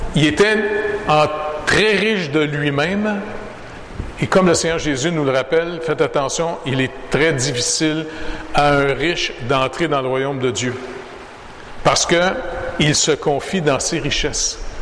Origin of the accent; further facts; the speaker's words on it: Montreal, Quebec, Canada; je suis né au Canada